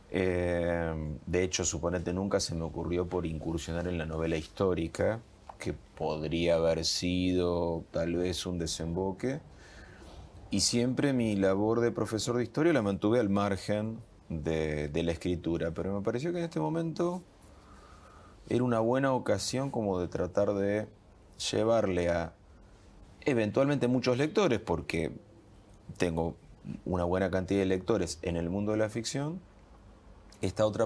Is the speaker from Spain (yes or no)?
no; Argentina; sí, somos argentinos, es lo que decís vos